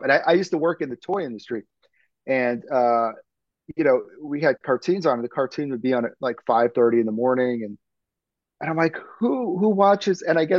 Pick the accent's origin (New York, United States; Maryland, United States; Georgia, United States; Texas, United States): New York, United States; New York City; I grew up in Brooklyn, oh my God, Kingsborough Community College